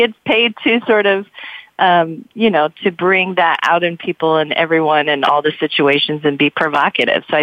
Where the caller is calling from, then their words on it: Emeryville, California, United States; I actually live in Oakland, California, but I have an office here